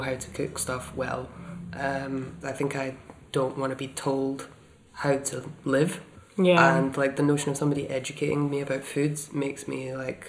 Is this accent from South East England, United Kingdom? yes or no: no; Dunbar, Scotland, United Kingdom; When I was growing up in Dunbar